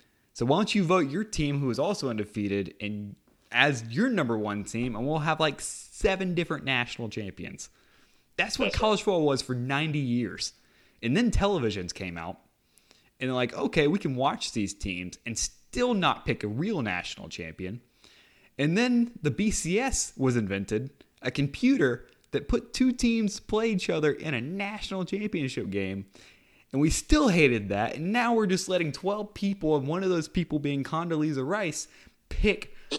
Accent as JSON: {"language": "English", "region": "California", "country": "United States", "said": "But I'm from California, so USC is better than Notre Dame."}